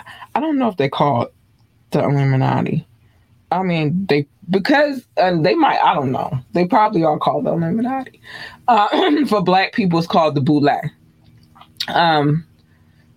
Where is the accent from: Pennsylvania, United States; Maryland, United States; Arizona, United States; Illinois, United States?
Maryland, United States; Baltimore; I'm from Baltimore